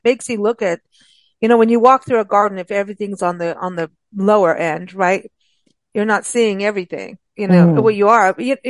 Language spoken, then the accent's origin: English; South Africa; also born or lived in Kenya; growing up in South Africa and Kenya, there were the different levels.